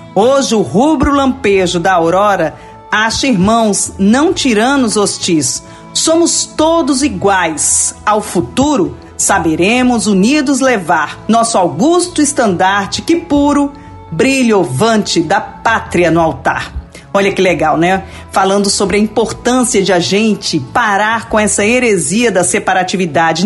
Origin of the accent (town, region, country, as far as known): Brazil